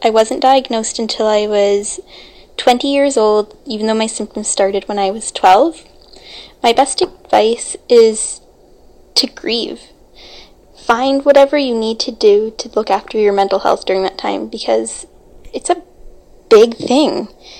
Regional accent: British Columbia, Canada; I'm from British Columbia, Canada, beautiful West Coast.

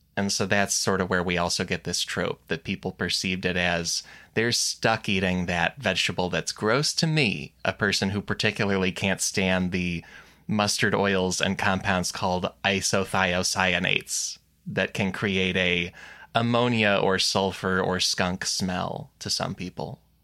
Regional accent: United States; we're American.

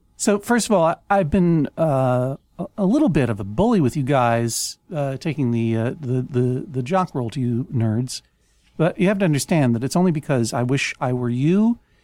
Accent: Brookline, Massachusetts, United States; moved away; returning to my hometown of Boston, Massachusetts, Greater Boston, Brookline

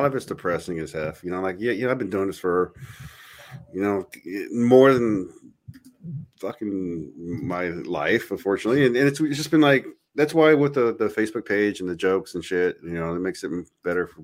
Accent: United States; I'm an American

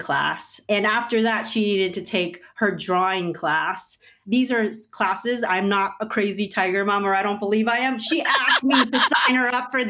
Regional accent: New York, United States; I grew up in New York.

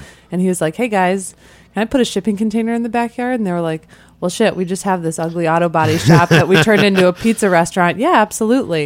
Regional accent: Midwest, United States; now in New York City, United States; I'm from the Midwest

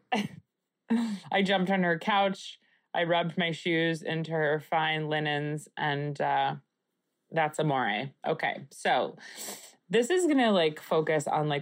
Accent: Long Island, New York, United States; where I grew up on Long Island

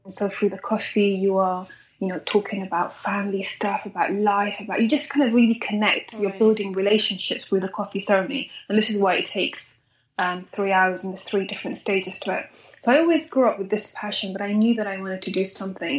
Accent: London, United Kingdom; also born or lived in Eritrea / Sudan; I grew up in London, so I grew up here for about 21 years now, actually. So my entire life, my education and everything is actually here in London.

